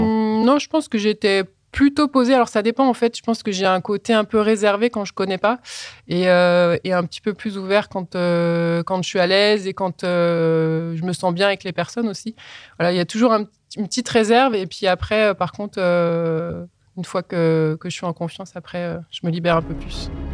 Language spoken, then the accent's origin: French; Colombe, Auvergne-Rhône-Alpes, France; also born or lived in Voiron; je suis né à Voiron et j'ai grandi dans un petit village qui s'appelle Colombe.